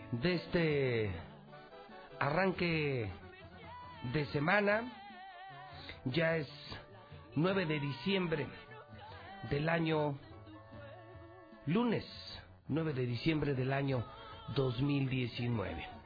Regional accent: Mexico; así somos los mexicanos.

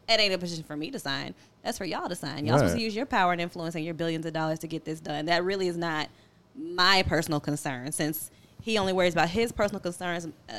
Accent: Atlanta, Georgia, United States; I came from Atlanta.

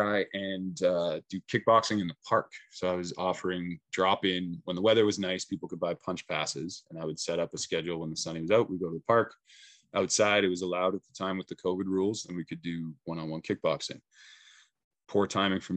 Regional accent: Saskatchewan, Canada; moved away as an adult; now in Prince Rupert, Canada; I'm originally from Saskatchewan

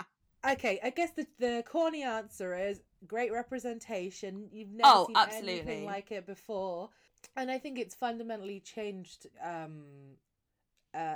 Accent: United States; I grew up in Straight Town, USA, so... but at least my parents are from Brighton

